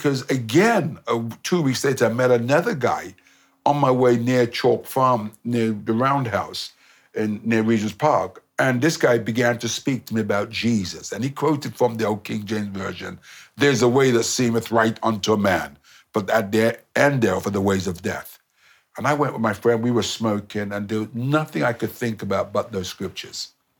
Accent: Nigeria; I'm from Nigeria.

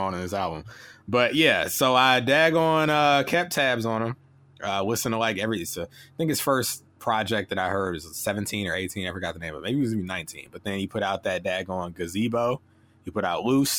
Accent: Kentucky, United States; I'm from Kentucky

